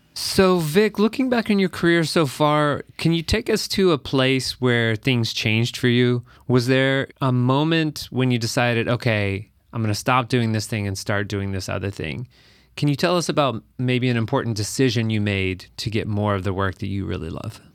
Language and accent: English; Texas, United States; now in Minneapolis, United States; I actually grew up in Texas